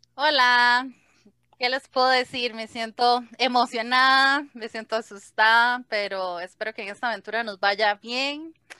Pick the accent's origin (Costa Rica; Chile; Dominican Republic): Costa Rica; Heredia; soy de Heredia, Costa Rica